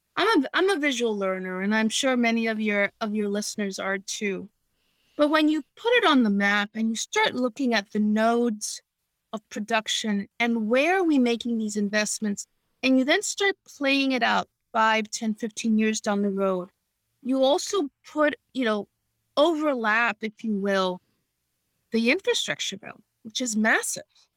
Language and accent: English; New York City, New York, United States; I grew up in New York City in the 70s when the city was in its worst shape